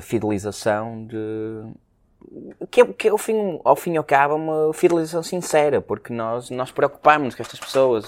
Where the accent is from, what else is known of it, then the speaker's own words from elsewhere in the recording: Porto, Norte, Portugal; sendo nós uh, uh, portuenses com orgulho